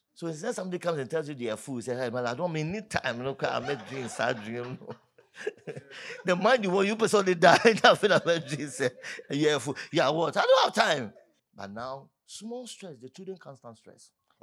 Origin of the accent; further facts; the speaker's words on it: Accra, Greater Accra, Ghana; I'm from Accra